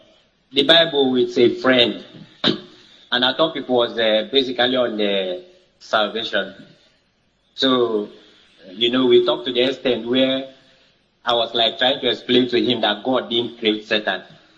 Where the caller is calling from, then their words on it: Uyo, Akwa Ibom, Nigeria; I'm calling from Uyo.